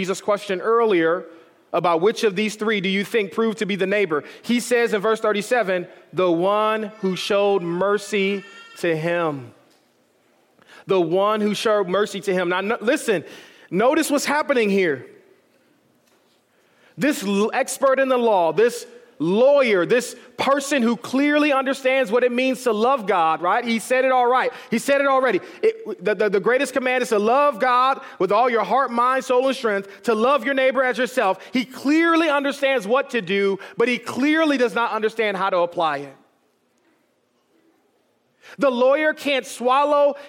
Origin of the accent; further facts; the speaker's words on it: Detroit, Michigan, United States; growing up in Detroit, Michigan, which had a population at the time of 89% of African Americans